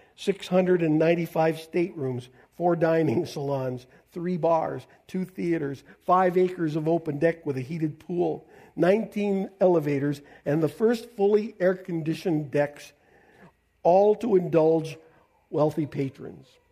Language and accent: English; Canada; I'm a Canadian